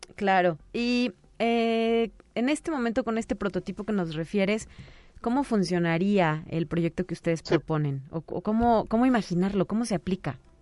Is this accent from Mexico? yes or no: yes; Mexico; los mexicanos somos muy dados a creer pues lo que nos dijo la abuela